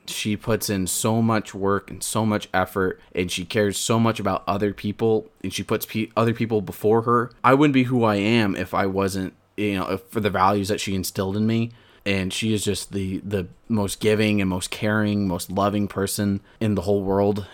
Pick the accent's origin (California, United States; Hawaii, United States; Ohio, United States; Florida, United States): California, United States; Porterville; I want to be known as the guy from Porterville, California